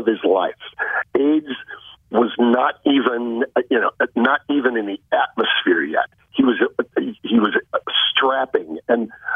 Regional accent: Chicago, Illinois, United States; I'm a city kid. I grew up in Chicago

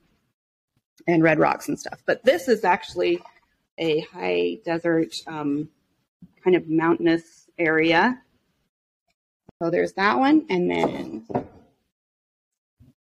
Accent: Monticello, Utah, United States; I grew up in San Juan County in Monticello, down by the Four Corners

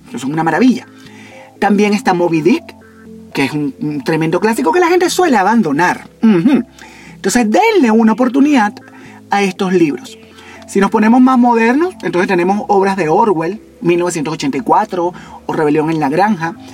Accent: eastern Venezuela, Venezuela; No oriental de mi tierra de oriente de, de Venezuela, no, oriental.

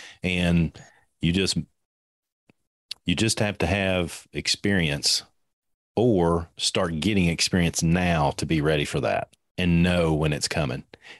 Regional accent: Kentucky, United States; I'm from Kentucky.

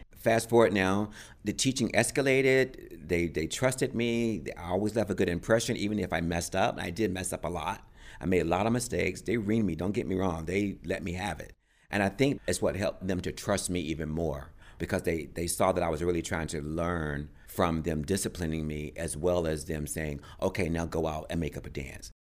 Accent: Raleigh, North Carolina, United States; I was born in Raleigh, North Carolina. grew up on a pig farm.

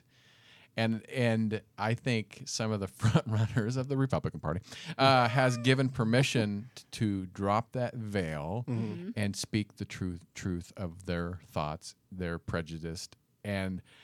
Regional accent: Kansas, United States; moved away; I grew up in Kansas, town of 250 people, all white, all Christian

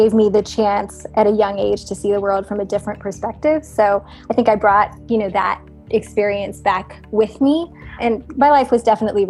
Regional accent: India; also born or lived in New Jersey, United States; So I was born in suburban New Jersey in a relatively diverse town, I think, compared to other parts of the country. My parents immigrated to the U.S. in the mid-1970s, and then in 1985, when I was seven, they moved us back to India

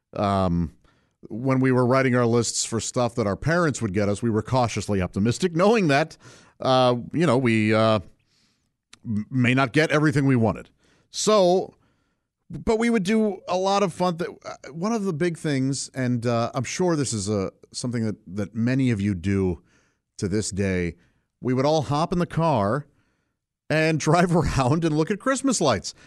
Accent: St. Louis, Missouri, United States; I grew up in Saint Louis, Missouri, uh, with my parents and three brothers

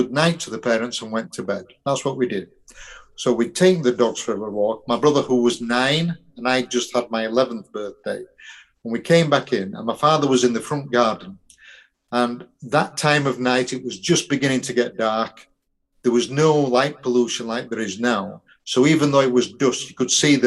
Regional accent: Yorkshire and the Humber, United Kingdom; I'm a Yorkshireman

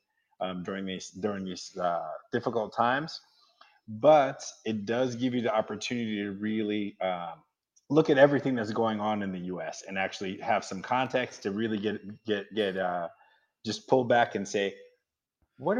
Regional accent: Massachusetts, United States; I'm originally from Massachusetts, and where I was in Massachusetts, there was not a lot of reason for people from different backgrounds to get together

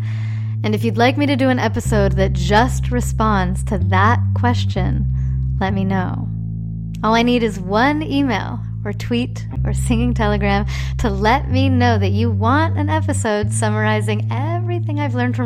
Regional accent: North Bay, California, United States; first language Spanish; English is a second language; I grew up in the North Bay

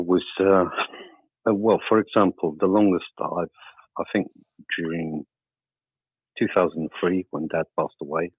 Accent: Funchal, Madeira, Portugal; I'm from Madeira. Well, that's where I was born

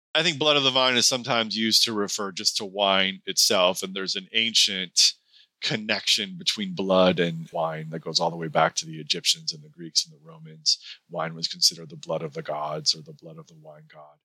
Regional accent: Seattle, Washington, United States; moved away; also born or lived in Pasadena / Santa Ynez; I grew up in the Seattle area

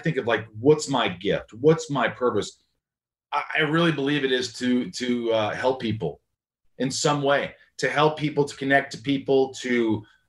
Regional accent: Indiana, United States; moved away; my hometown of Indiana

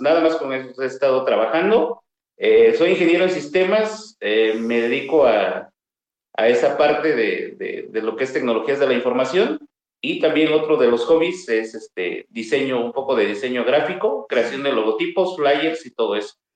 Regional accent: Mixteca, Oaxaca, Mexico; also born or lived in Sierra Sur, Oaxaca; yo soy originario de la Mixteca oaxaqueña

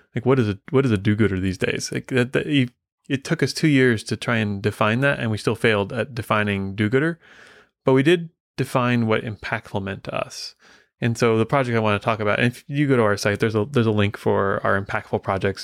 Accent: Midwest, United States; I grew up in the Midwest

